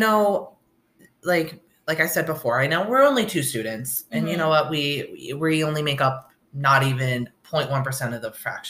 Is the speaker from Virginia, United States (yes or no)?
no; upstate New York, United States; born or raised there; now in Oswego, United States